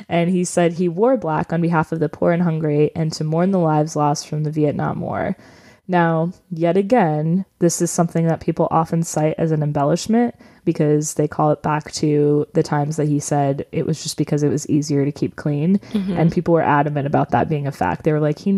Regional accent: New York, United States; we lived pretty close to the Canadian border when I was growing up in New York

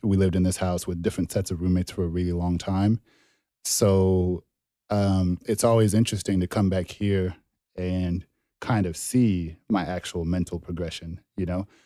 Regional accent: Dallas, Texas, United States; also born or lived in Zimbabwe / Denton, Texas; grew up mainly in Dallas.

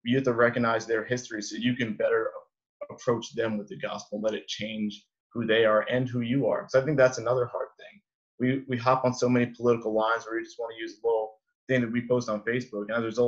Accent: Freehold, New Jersey, United States; Like being a kid growing up in Freehold, like we preach missions all the time.

